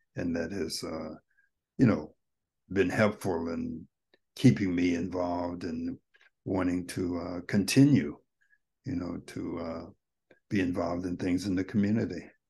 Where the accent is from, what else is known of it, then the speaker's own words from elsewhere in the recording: United States; I was from America